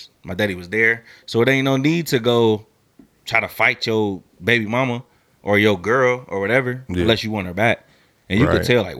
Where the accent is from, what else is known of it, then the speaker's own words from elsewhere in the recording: Ohio, United States; also born or lived in California; everybody know I'm from Ohio